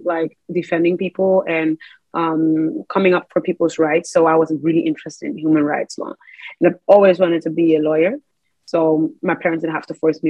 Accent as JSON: {"language": "English", "country": "Netherlands", "tie": "born or raised there", "said": "I'm very grateful to have been born here"}